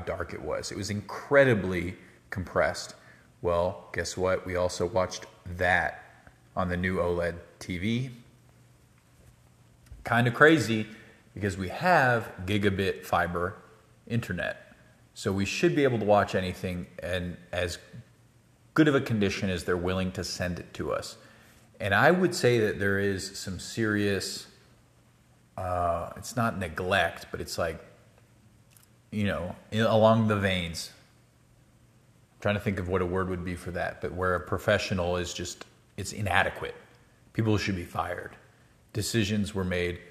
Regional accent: United States; as an American in the UK

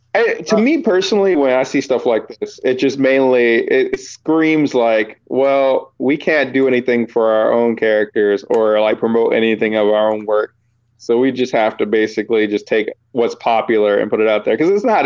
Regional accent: Virginia, United States; moved away; I was from Virginia

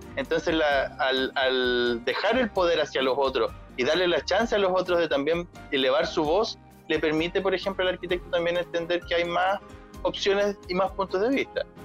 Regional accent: Chile; first language Spanish; yo nací en Chile

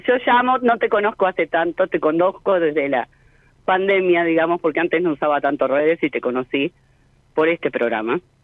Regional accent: Mar del Plata, Buenos Aires Province, Argentina; also born or lived in Puerto Madryn, Chubut; Mar del Plata, provincia de Buenos Aires, Argentina.

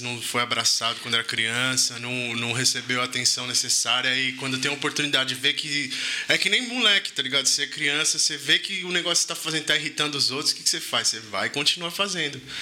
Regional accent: Brazil; Eu sou 100% brasileiro

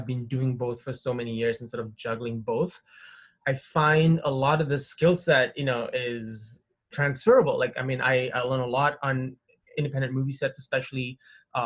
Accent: Malaysia; moved away as an adult; also born or lived in Windsor, Canada; now in Canada; I grew up in Malaysia, which is in Southeast Asia

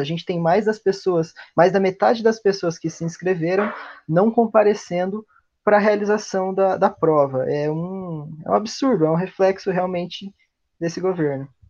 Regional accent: Brazil; nós, como latino-americanos também, nós, como brasileiros

